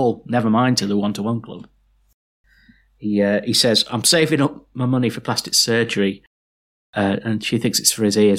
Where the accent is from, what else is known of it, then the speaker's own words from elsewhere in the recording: Liverpool, North West England, United Kingdom; we're all from Liverpool, so it's all Irish descent.